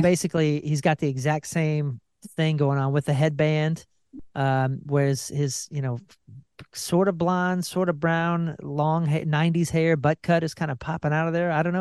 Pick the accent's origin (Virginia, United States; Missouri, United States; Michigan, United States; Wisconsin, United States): Missouri, United States; I'm from Missouri